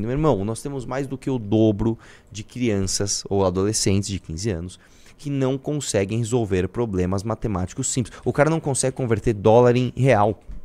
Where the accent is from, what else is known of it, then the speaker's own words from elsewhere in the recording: Brazil; todos nós somos brasileiros